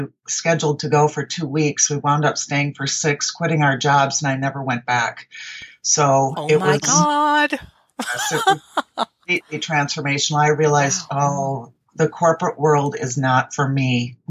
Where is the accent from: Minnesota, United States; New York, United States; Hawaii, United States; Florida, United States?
Minnesota, United States; Minneapolis; now in Arizona, United States; I'm a transplant from Minneapolis, Minnesota, which I still call home even after 36 years of being in Arizona.